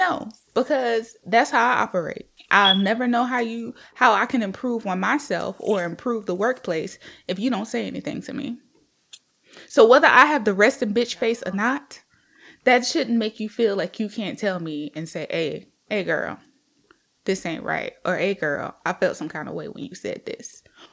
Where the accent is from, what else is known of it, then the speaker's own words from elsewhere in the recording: South Carolina, United States; moved away; I'm from South Carolina